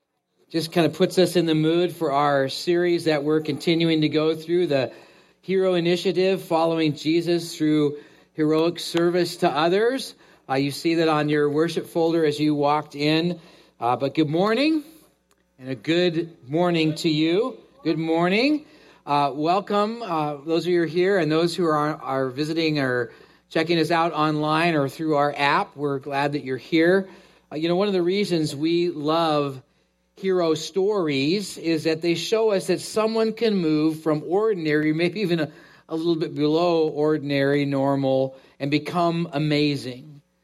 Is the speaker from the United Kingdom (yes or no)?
no; Canada; being that I was born in Canada